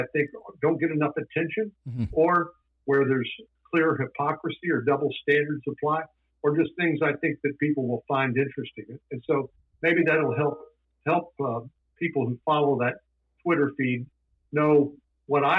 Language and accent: English; San Antonio, Texas, United States; I grew up in San Antonio